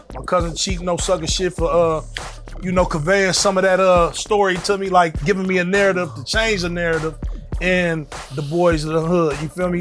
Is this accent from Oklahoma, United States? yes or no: no; San Francisco, California, United States; I'm from San Francisco, oh, Hunters Point